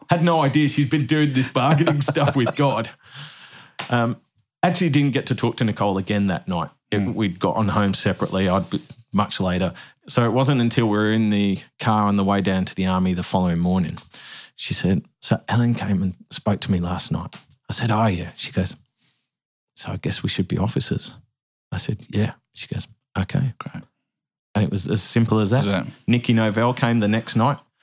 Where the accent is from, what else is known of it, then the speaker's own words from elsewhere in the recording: Birmingham, West Midlands, United Kingdom; when I was 12 in Kids Church in Woodgate Valley in the UK